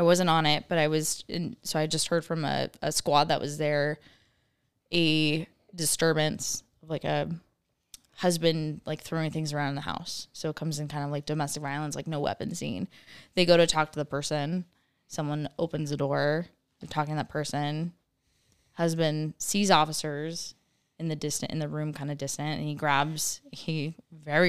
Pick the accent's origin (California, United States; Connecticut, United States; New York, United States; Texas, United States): California, United States; San Diego; I grew up in San Diego